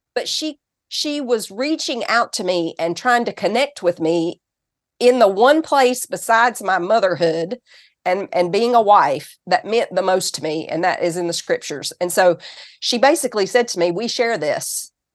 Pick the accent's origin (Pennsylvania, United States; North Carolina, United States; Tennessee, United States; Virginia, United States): Tennessee, United States; accent: Southern; also born or lived in California; So, I'm from Tennessee, and I was born in California, actually.